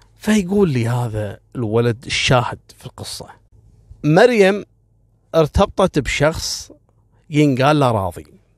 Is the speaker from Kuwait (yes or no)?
yes; Kuwait; احنا هني في الكويت